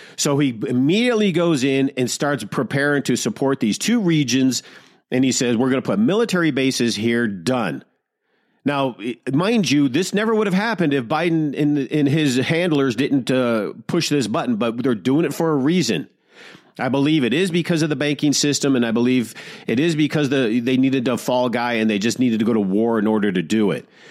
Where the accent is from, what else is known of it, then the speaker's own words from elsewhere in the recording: Detroit, Michigan, United States; I'm born and raised in Detroit, Michigan